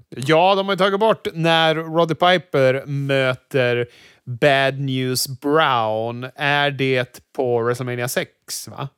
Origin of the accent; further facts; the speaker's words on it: Sweden; som vit svensk man